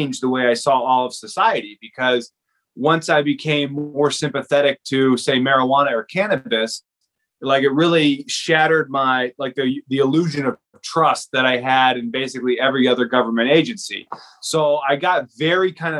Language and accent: English; Naperville, Illinois, United States; moved away as an adult; also born or lived in Fairfield, Iowa; now in Van Buren County, Iowa, United States; I grew up in Naperville, Illinois